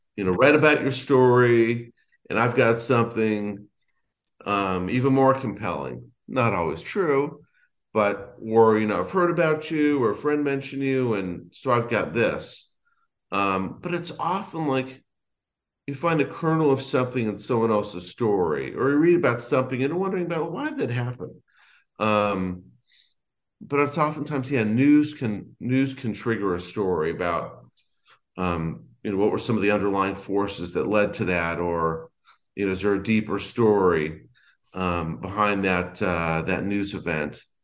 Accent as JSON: {"language": "English", "town": "Los Angeles", "region": "California", "country": "United States", "tie": "born or raised there", "said": "I grew up in Los Angeles reading the L A Times"}